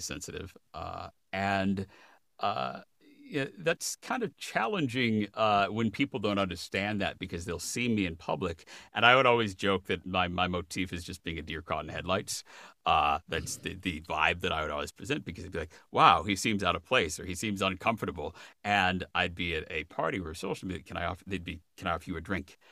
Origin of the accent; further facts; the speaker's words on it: Chicago, Illinois, United States; moved away as an adult; also born or lived in Minneapolis / Los Angeles; now in Washington, United States; I grew up in the Chicago suburbs and then I was in graduate school in Minneapolis